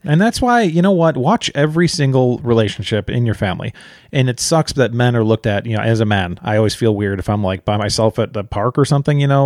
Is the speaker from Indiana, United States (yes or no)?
no; near Chicago, Illinois, United States; we grew up near Chicago